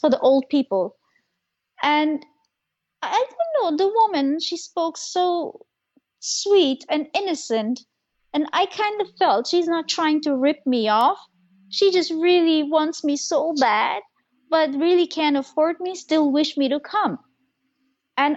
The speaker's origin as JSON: {"language": "English", "country": "Germany", "tie": "born or raised there", "said": "I am Turkish. I am from this culture, but I grew up in Germany."}